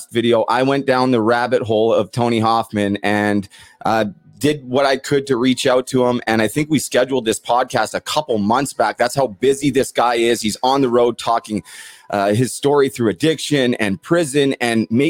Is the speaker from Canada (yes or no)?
yes; Port Coquitlam, British Columbia, Canada; also born or lived in Vancouver; now in Ontario, Canada; I'm originally from Port Coquitlam, his hometown, and it was always a point of pride being from Port Coquitlam